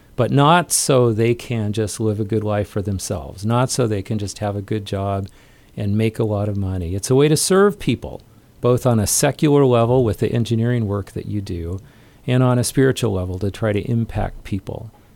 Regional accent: southeast Idaho, United States; I grew up in Idaho, kind of out in f, farming country in southeast Idaho

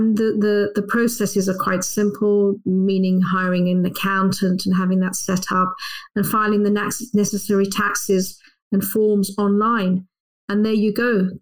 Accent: London, United Kingdom; That's right. Yes, I'm a Londoner.

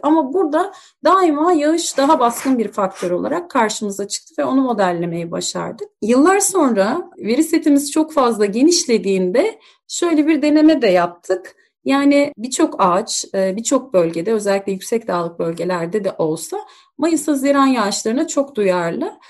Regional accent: Turkey

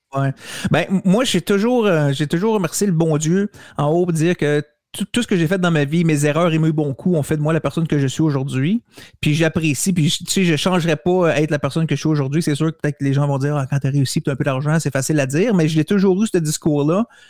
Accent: Montreal, Quebec, Canada; moi, je suis de Montréal, je reste pas à Calgary

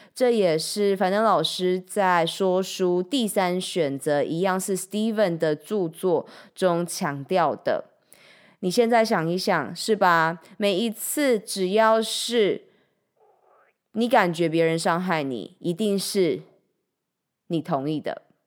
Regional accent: Changhua, Changhua County, Taiwan; 我的家乡彰化

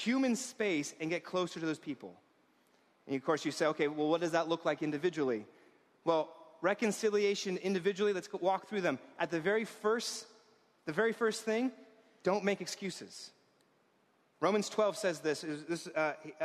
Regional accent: New York, United States; I was raised in this town as a New Yorker.

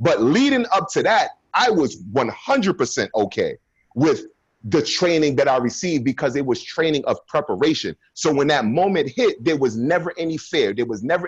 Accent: Brooklyn, New York, United States; growing up in Brooklyn at 16 years old at that time, gang violence and everything like

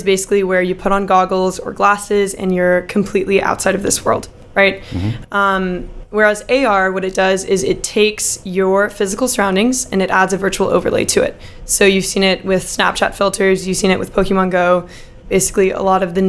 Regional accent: Dallas, Texas, United States; moved away as an adult; also born or lived in Philadelphia, Pennsylvania; I am from Dallas, Texas

